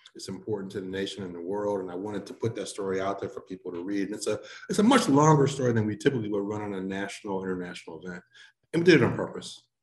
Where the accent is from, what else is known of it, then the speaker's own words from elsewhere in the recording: St. Louis, Missouri, United States; moved away as an adult; also born or lived in Cleveland, Ohio / Boston / Orlando; now in Memphis, United States; I grew up in St. Louis, not too far away